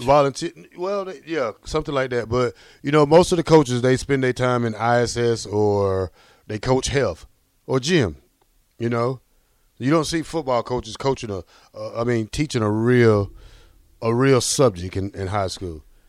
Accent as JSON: {"language": "English", "region": "Georgia", "country": "United States", "moved": "yes", "said": "I'm from Georgia"}